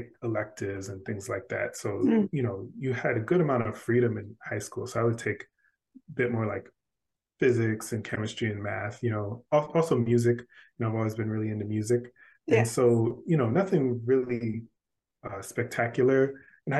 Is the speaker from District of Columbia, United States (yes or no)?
yes; Washington, District of Columbia, United States; now in South Carolina, United States; I grew up in Washington, D.C.